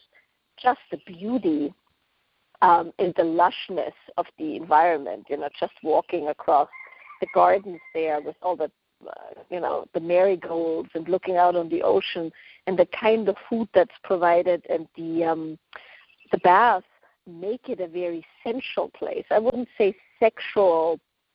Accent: Austria; now in West Coast, United States; I grew up in Austria, so far away from Esalen

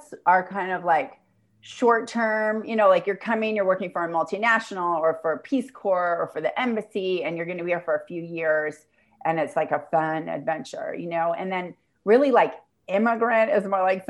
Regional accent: St. Louis, Missouri, United States; moved away as an adult; also born or lived in New York City, United States; now in El Salvador; St. Louis, which is my hometown

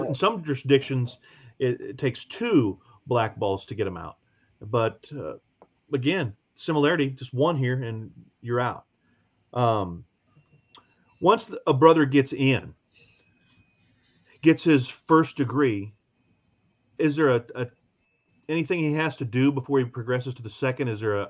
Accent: Missouri, United States; You guys come from Ohio. We come from Missouri again.

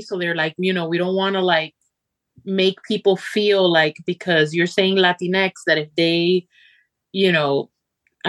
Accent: Miami, Florida, United States; moved away; also born or lived in Argentina; I was raised in Miami

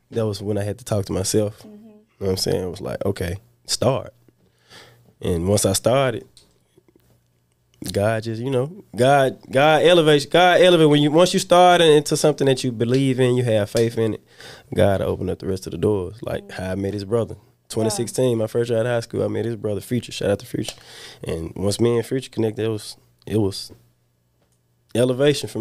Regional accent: Memphis, Tennessee, United States; I'm from Walker Home. It's a small hood in South Memphis, right Westwood area

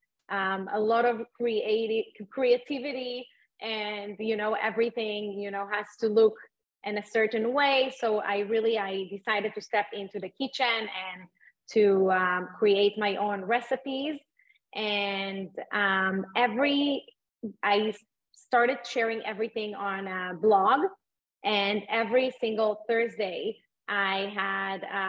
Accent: Israel; moved away as an adult; now in Miami, United States; I was born and raised in Israel

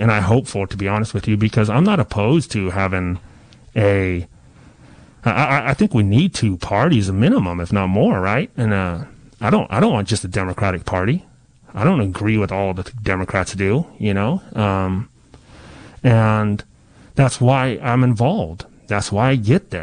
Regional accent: Ukiah, California, United States; also born or lived in Coyote Valley Reservation; I grew up in Ukiah, Mendocino County. We're a small town in the middle of nowhere

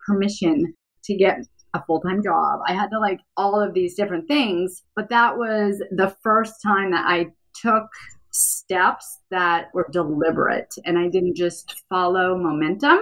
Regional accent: Vermont, United States; I grew up in Vermont, so we would seriously just go outside and be outside all the day, all day long.

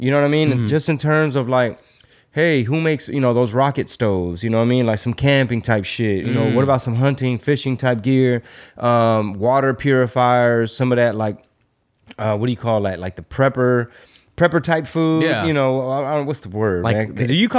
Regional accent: United States; you and I had the luxury of growing up in America with a different system.

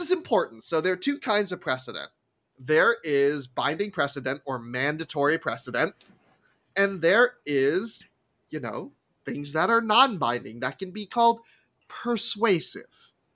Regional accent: New York, United States; growing up in Apple Country in New York

